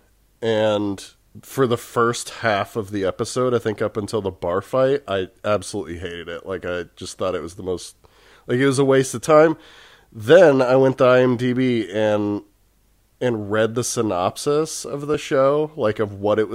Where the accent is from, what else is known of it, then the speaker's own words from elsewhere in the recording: Texas, United States; I grew up in Texas, and it's like, I grew up in Texas, and I've lived in Texas most of my life.